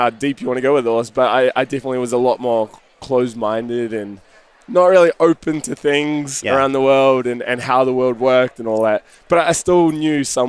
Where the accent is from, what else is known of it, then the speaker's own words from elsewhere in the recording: New Zealand; moved away as an adult; also born or lived in Sydney; I grew up in New Zealand. I was there until I was 20, 21